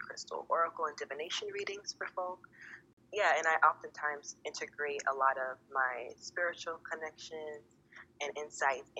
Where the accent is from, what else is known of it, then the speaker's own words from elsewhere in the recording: Los Angeles, California, United States; moved away; I am originally from Los Angeles, California.